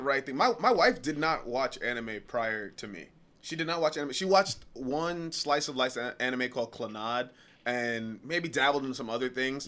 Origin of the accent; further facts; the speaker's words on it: New York, United States; I'm from New York